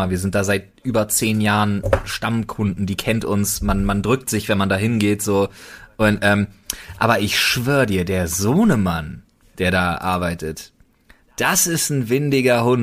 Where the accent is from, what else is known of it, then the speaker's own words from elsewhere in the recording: Berlin, Germany; Ach, ganz ehrlich, Digga, wir sind doch als Berliner auch nicht, ne, wir nehmen ja kein Blatt vor den Mund